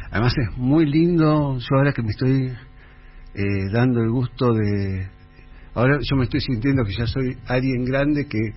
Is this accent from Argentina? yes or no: yes; Lomas de Zamora, Buenos Aires Province, Argentina; also born or lived in Jujuy / Santa Fe; soy nacido en Jujuy, y después viví hasta los cuatro años en Santa Fe y ya después de los seis años adelante en, Lomas de Zamora, en Zona Sur.